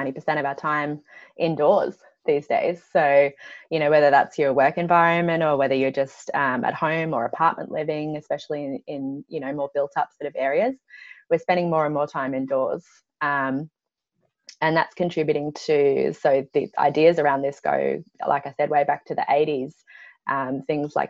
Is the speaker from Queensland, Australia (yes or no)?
no; Byron Bay, New South Wales, Australia; I grew up in Byron Bay, so on the southeast coast of Australia